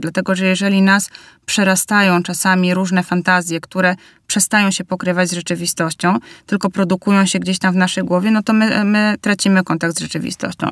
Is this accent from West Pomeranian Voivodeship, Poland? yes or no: no; Bielsk Podlaski, Podlaskie Voivodeship, Poland; wychowywałam się w małym mieście, w Bielsku Podlaskim